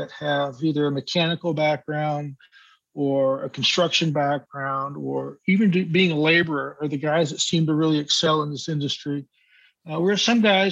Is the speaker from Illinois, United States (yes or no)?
no; Santa Cruz, California, United States; I grew up on the West Coast, Santa Cruz area, San Francisco Bay area